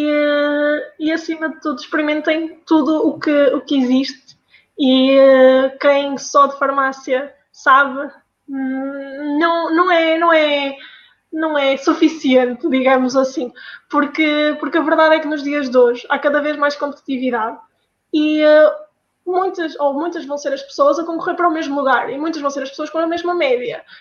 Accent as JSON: {"language": "Portuguese", "region": "Norte", "country": "Portugal", "accent": "northern", "moved": "as an adult", "lives_now": "Coimbra, Portugal", "said": "a minha pronúncia é lá de cima do norte."}